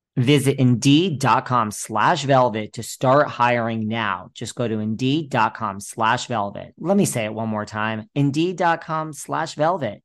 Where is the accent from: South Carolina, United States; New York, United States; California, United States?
New York, United States; I'm a New Yorker